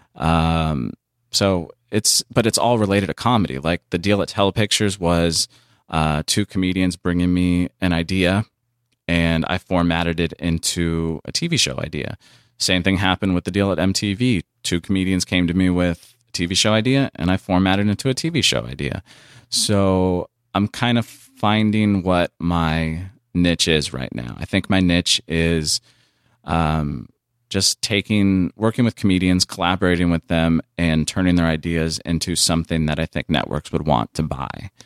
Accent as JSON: {"language": "English", "town": "San Diego", "region": "California", "country": "United States", "moved": "as an adult", "lives_now": "Los Angeles, United States", "said": "I came up here from San Diego at twenty-one"}